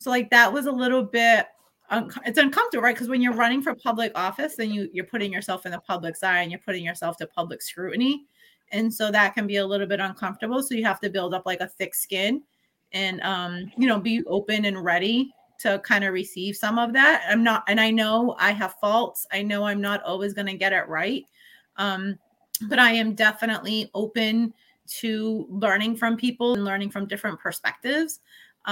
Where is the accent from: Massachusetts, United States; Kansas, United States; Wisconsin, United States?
Massachusetts, United States; New Bedford; born and raised in New Bedford